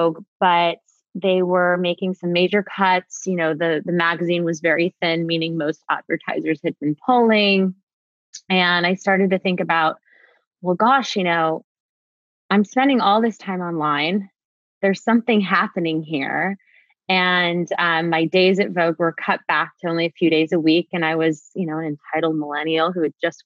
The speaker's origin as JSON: {"language": "English", "town": "Los Angeles", "region": "California", "country": "United States", "tie": "born or raised there", "also_born_or_lived": "New York", "said": "I am from LA, born and raised. I grew up in Topanga Canyon"}